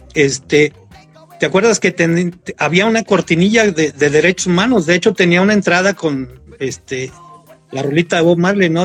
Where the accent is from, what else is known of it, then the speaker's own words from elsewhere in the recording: Mexico; la colonia Llamaradas, Bugambilias, de donde yo soy